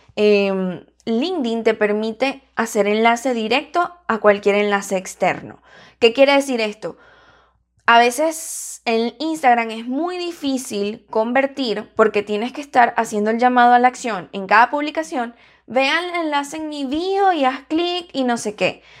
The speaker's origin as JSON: {"language": "Spanish", "country": "Venezuela", "said": "yo soy venezolana"}